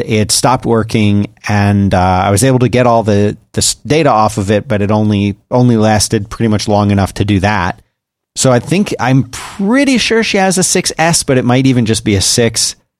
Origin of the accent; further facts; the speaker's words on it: United States; I'm American